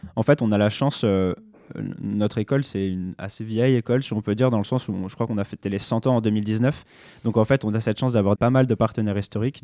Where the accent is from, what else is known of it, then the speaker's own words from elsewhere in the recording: France; en tant que Français européen